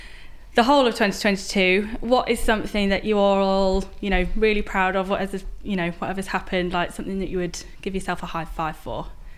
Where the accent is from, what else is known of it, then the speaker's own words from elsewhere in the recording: Derby, East Midlands, United Kingdom; from Derby.